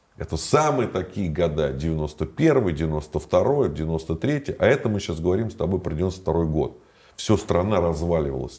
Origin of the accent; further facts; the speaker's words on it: Moscow, Russia; я москвич